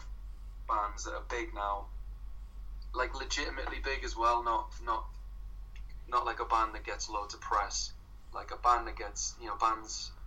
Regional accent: Sunderland, North East England, United Kingdom; moved away as an adult; now in Brighton, United Kingdom; I'm from Sunderland as well

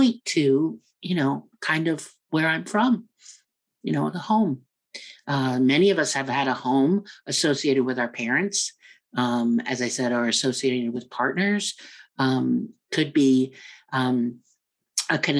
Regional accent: United States; also born or lived in New York / Afghanistan / Kenya; I was born here in the U.S. and raised in the U.S.

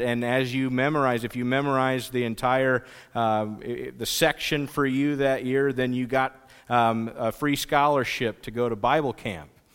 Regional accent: Pomeroy, United States; I grew up in the Pomeroy area

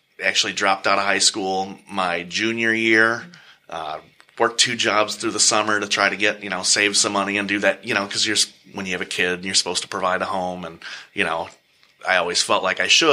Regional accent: Michigan, United States; also born or lived in Great Lakes, Illinois / Key West, Florida / Norfolk, Virginia; we moved back to Michigan

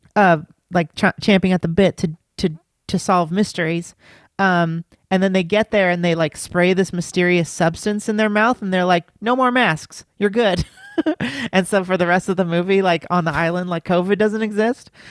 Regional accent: United States; as an American

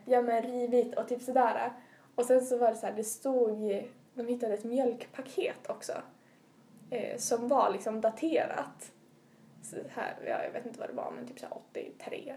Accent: Umeå, Västerbotten County, Sweden; jag är från Umedalen som ligger eh, i västra utkanten av eh, Umeå tätort.

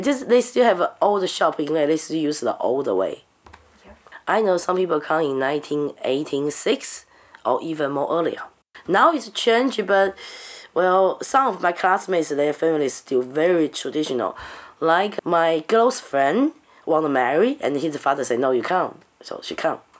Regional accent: Taiwan; moved away as an adult; now in Brisbane, Australia; I come from China. I'm actually part of China. We come from Taiwan

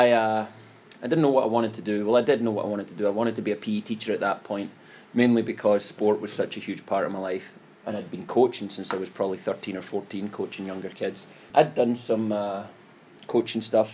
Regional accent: Scotland, United Kingdom; moved away; born and raised in Scotland

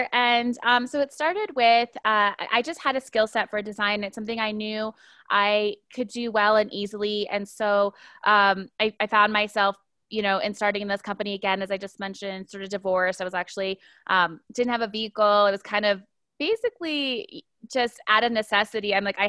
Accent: Honolulu, Hawaii, United States; I'm originally from Honolulu, Hawaii, but I was raised sort of an Air Force kid and have been living most of my adult life in the U.S. in the state of Colorado

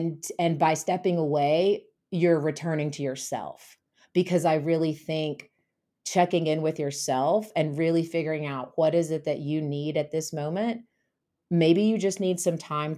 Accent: the South, United States; So basically, growing up in the South and growing up in a really rural area, hunting was really popular.

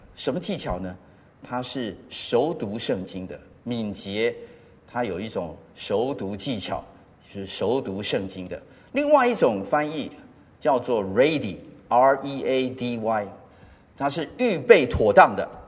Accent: Taipei, Taiwan; also born or lived in United States; 小学的时候住在石牌

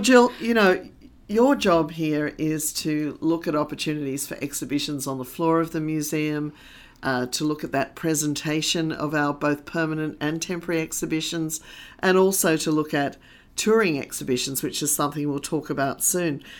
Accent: London, United Kingdom; also born or lived in Australia; now in Sydney, Australia; I was born in Australia, I also grew up in London

